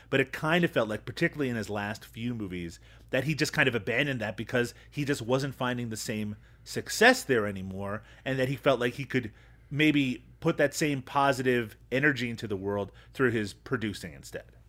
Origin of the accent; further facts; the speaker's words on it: Newfoundland and Labrador, Canada; when I was growing up in Newfoundland